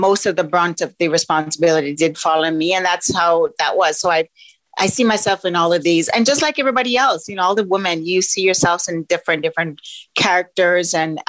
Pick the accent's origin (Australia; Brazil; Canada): Canada; Toronto, Ontario; also born or lived in Jamaica; So I'm Jamaican born, Toronto bred, because most of my time has been here in Canada.